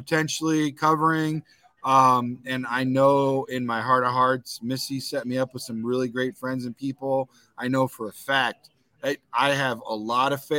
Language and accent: English; Visalia, California, United States; I'm from California, Visalia, near Fresno area